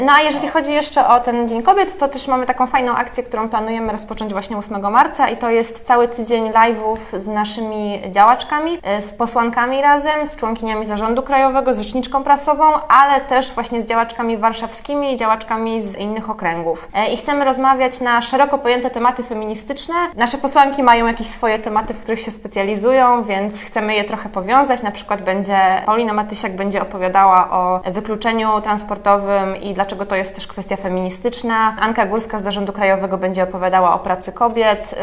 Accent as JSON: {"language": "Polish", "town": "Poznań", "region": "Greater Poland", "country": "Poland", "moved": "yes", "lives_now": "Warsaw, Poland", "said": "pochodzę z Poznania"}